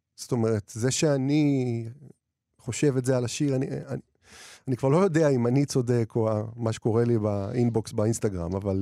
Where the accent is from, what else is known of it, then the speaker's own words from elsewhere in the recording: Israel; now in Tel Aviv, Israel; אני ילד מהפריפריה שגדל והתחיל לכתוב שירים, ואני כותב, ועבר לתל אביב